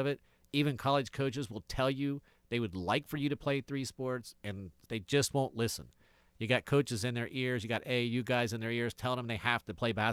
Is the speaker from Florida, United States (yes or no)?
no; Athens, Ohio, United States; I'm from Athens